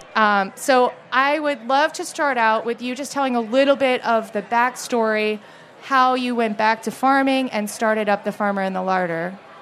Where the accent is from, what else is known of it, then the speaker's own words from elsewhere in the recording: Maine, United States; I grew up in Maine